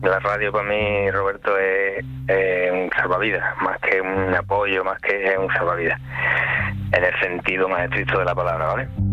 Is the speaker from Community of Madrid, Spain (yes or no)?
no; Coria del Río, Andalusia, Spain; also born or lived in Punta Umbría; Estoy aquí en mi pueblo natal